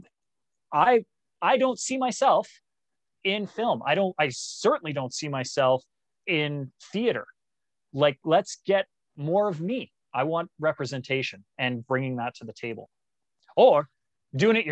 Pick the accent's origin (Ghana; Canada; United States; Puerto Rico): Canada; also born or lived in Australia / Malaysia; us as a Canadian people